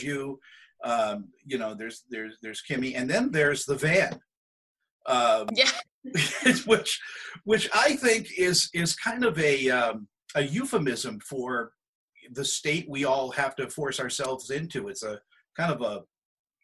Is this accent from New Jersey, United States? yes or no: no; New York City, New York, United States; moved away; I was born in Brooklyn